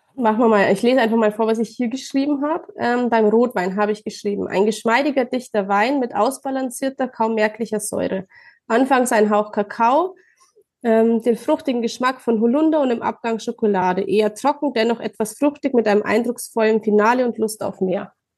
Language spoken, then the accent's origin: German; Ingolstadt, Bavaria, Germany; ich komme aus Bayern, aus der schönen Ingolstadt